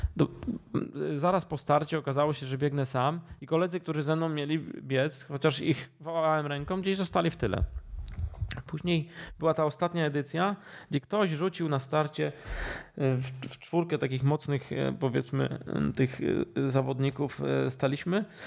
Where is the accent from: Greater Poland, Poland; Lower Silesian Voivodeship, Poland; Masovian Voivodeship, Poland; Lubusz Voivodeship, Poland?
Lower Silesian Voivodeship, Poland; Duszniki-Zdrój; also born or lived in Kłodzko; pochodzę z Dusznik Zdroju. Może nie urodziłem się w Dusznikach, dlatego że w, w tym okresie, kiedy ja się rodziłem, był zamknięty e, oddział położniczy, więc się urodziłem w Kłodzku. Ale mieszkałem od urodzenia w Dusznikach